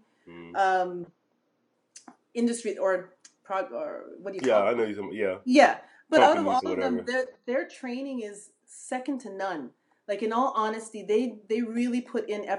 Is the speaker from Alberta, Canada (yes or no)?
no; Manitoba, Canada; now in London, Canada; I was born in a different province in Manitoba, central Canada. Way up north, way up north